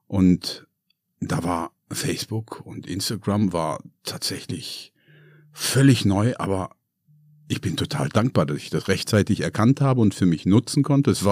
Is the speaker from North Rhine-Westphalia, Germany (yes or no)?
yes; Hagen, North Rhine-Westphalia, Germany; born there; also born or lived in Bavaria; now in Hamburg, Germany; Hamburg ist für mich neu. Ich bin gebürtig aus Hagen, war lange Zeit in Bayern.